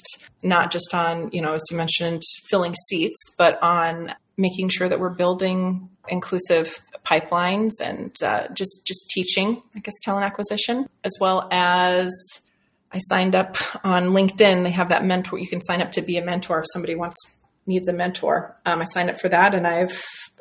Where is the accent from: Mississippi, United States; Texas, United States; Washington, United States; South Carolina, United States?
Washington, United States; Seattle; I grew up in Seattle